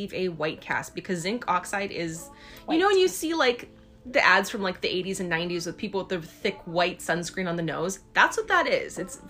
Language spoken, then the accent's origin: English; Hawaii, United States; moved away; growing up, we grew up in Hawaii